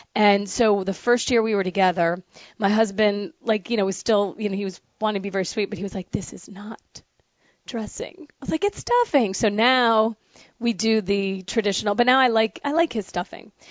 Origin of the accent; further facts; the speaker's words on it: the North, United States; moved away; also born or lived in the South (US); I'm from the north. I'm I'm a damn Yankee